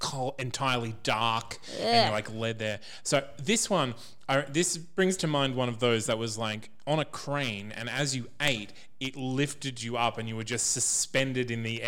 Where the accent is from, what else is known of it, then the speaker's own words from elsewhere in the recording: Bundaberg, Queensland, Australia; I grew up in Bundaberg